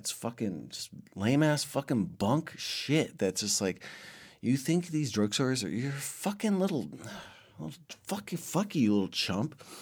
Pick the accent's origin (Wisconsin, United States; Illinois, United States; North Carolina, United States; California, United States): California, United States; Los Angeles; moved away; growing up in Los Angeles, it's kind of scary at times, especially during the time I was growing up.